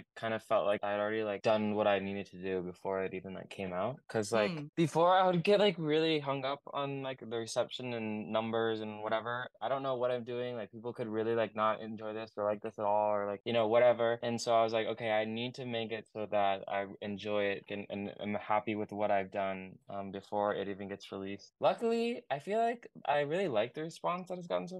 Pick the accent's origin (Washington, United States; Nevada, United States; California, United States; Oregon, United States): Oregon, United States; I'm from Oregon, and I make like indie pop.